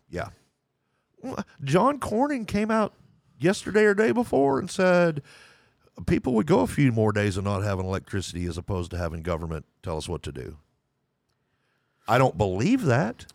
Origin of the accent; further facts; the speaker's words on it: Lubbock, Texas, United States; moved away as an adult; I was born in Lubbock, Texas. I still consider myself a Texan